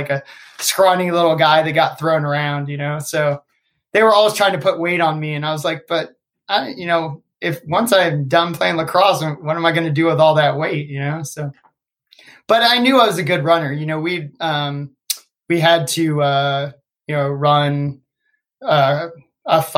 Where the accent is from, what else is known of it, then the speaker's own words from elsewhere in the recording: Northern Virginia, United States; I grew up in Northern Virginia. I played at a high school called Oakton High School